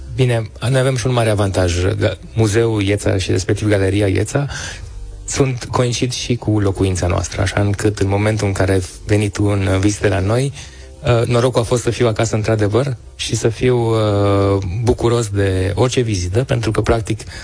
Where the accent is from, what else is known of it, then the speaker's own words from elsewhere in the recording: Timișoara, Timiș County, Romania; eu sunt chiar mândru și uh, un, un uh, timișorean mândru că sunt timișorean